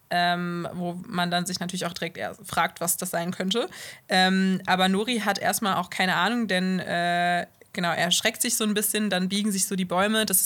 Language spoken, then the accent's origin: German; Bonn, North Rhine-Westphalia, Germany; Ich bin aus Bonn, ja.